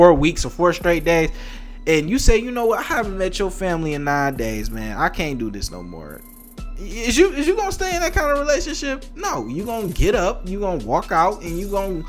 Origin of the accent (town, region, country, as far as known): United States